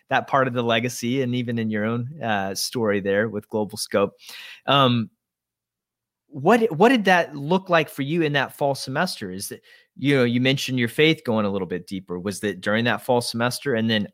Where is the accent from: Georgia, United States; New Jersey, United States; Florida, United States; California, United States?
Georgia, United States; You know, it's supposed to be English speaking, but it doesn't quite fit with what my life growing up in Georgia was like.